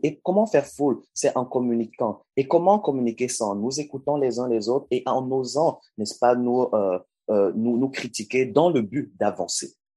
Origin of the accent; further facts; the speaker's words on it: Cameroon; au Cameroun, qui est mon pays d'origine